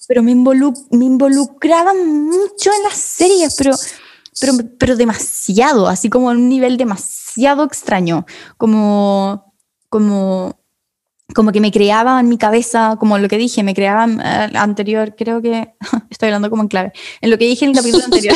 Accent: Chile; nací en Chile

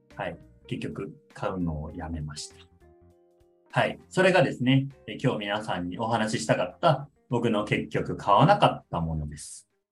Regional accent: Aichi, Japan; moved away; 出身は愛知なので、で両親は愛知に住んでて

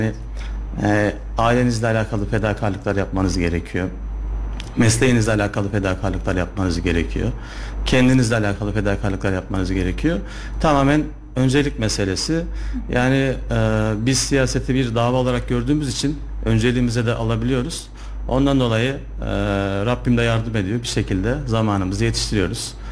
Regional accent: Sivas, Sivas Province, Turkey; now in Kayseri, Turkey; Kayseri'de avukatlık yapıyorum yaklaşık 7 yıldır. Ee, aslen Sivaslıyım.

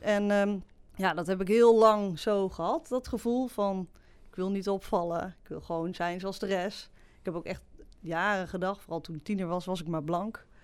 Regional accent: Varik, Gelderland, Netherlands; also born or lived in Sri Lanka; Ik ben geadopteerd. Hè, ik ben opgegroeid in de Betuwe, in Varik

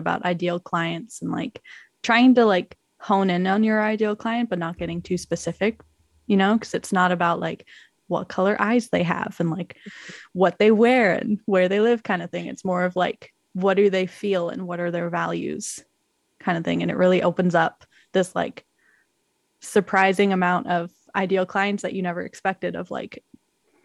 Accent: Canada; as a Canadian

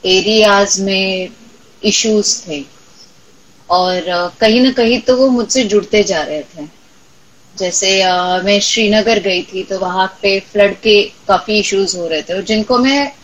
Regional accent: Marathwada, Maharashtra, India; मैं खुद मराठवाड़ा से हूँ

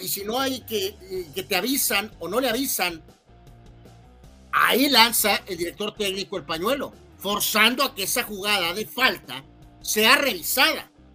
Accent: Guadalajara, Jalisco, Mexico; somos de Guadalajara, Jalisco

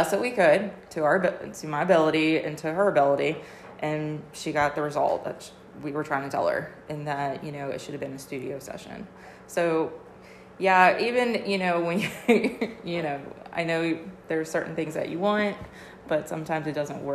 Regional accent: Cincinnati, Ohio, United States; moved away as an adult; now in Georgia, United States; I'm actually from Cincinnati, Ohio. Basically born and raised, and moved to Georgia in 2010 for my husband's job

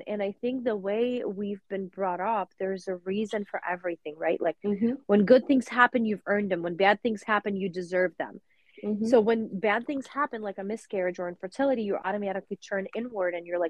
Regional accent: Russia; now in United States; growing up in Russia and now living in America

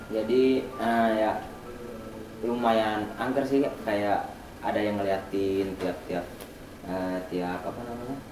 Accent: Kuningan, West Java, Indonesia; now in Yogyakarta, Indonesia; Saya asli Kuningan tapi merantau ke Jogja lagi.

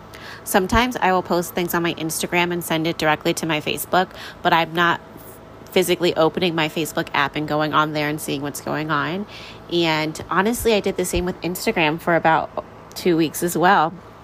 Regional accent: New York, United States; We grew up in New York together, so she kind of has a New York accent. I'm like, oh my gosh, it's so funny. I definitely don't because I moved around a little bit more after my childhood.

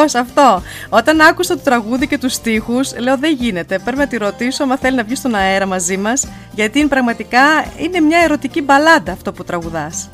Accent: Germany; που είμαστε Ελληνίδε και γεννηθήκαμε στη Γερμανία

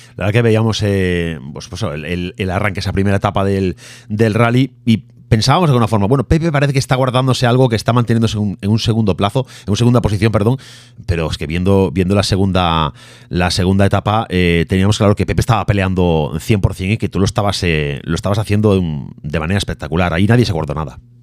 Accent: Galicia, Spain; como gallego

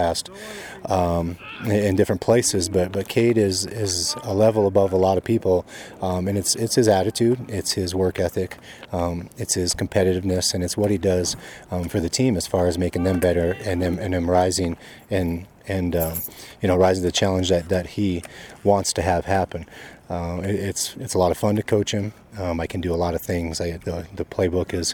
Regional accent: South Dakota, United States; moved away; I grew up in South Dakota

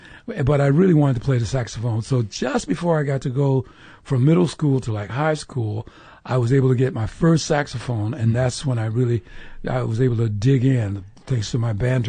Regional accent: Detroit, Michigan, United States; I'm from Detroit

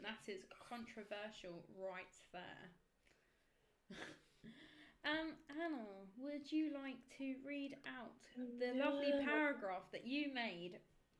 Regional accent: Kent, South East England, United Kingdom; I'm from Kent.

